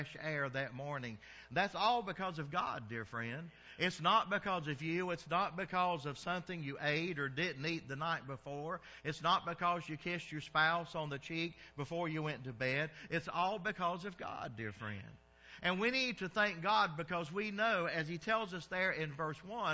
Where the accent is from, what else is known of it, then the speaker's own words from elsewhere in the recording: the South, United States; moved away; I'm from the South, so we called it dressing